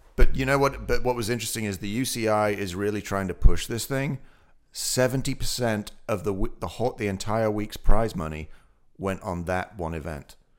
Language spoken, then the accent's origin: English; Otley, Yorkshire and the Humber, United Kingdom; moved away; My hometown, Oakley